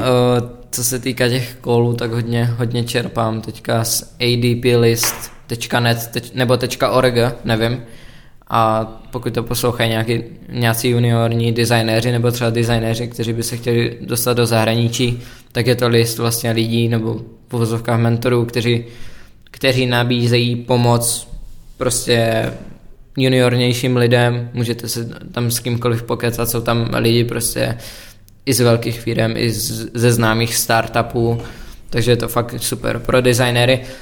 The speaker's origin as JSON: {"language": "Czech", "country": "Czechia", "said": "jsem Čech"}